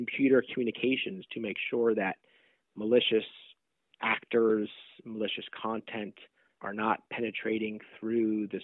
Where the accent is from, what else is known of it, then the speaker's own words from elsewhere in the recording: Southern California, United States; also born or lived in New York; now in Silicon Valley, United States; I grew up primarily in Southern California